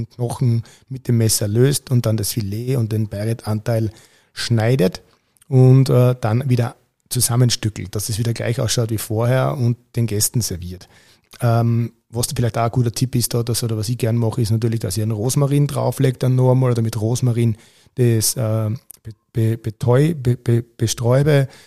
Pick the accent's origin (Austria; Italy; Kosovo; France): Austria; kann man auch in, bei uns in Österreich äh, Rostbraten nennen. Und äh, der Rostbraten wird eigentlich bei uns klassisch gebraten.